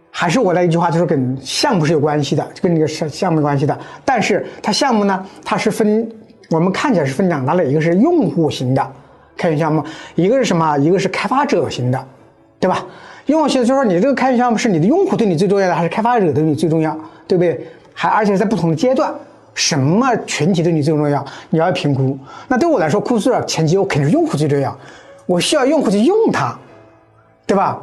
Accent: China; 我们中国人已经很热诚

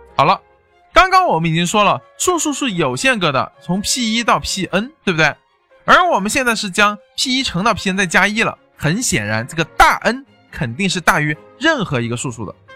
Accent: China; 我们中国人目前是在那个猜想里面最后的那个也就只差一步就得到哥德巴猜想

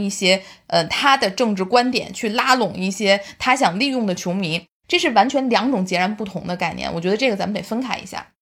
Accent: China; 我们中国人

